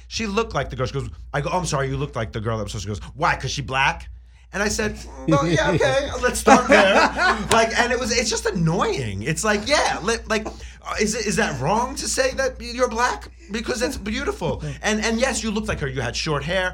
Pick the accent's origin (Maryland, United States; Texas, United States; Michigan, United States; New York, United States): New York, United States; I'm from New York.